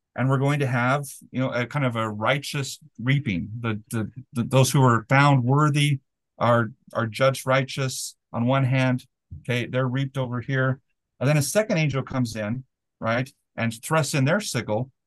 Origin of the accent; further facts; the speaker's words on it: Delta, Utah, United States; I grew up in Delta, Utah